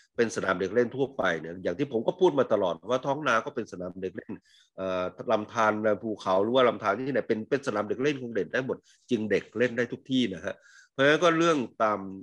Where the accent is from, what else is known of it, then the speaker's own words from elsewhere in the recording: Isan, Thailand; moved away; เราไม่ใช่เด็กดอยนะฮะผมเป็นคนเด็กอีสานเนี่ยที่ไม่มีไม่ค่อยมีภูเขาเพิ่งอยู่ตอนภูเขาตอนหลังเนี่ย